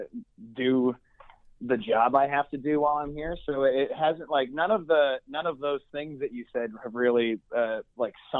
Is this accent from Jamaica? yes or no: no; East Coast of Canada, Atlantic Canada, Canada; moved away as an adult; also born or lived in Toronto, Canada / Chicago, United States; now in New York City, United States; I'm actually from the East Coast of Canada, and when I was a kid, played against Sidney Crosby